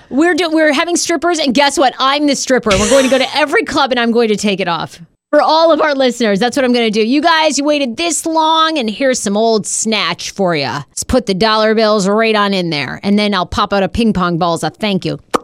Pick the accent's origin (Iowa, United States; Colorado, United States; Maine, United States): Maine, United States; I'm a Poland Springs girl 'cause I'm from Maine